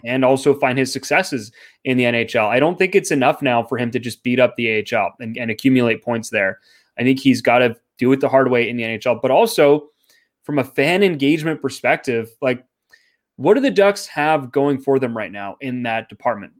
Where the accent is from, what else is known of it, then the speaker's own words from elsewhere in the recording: Canada; I'm Canadian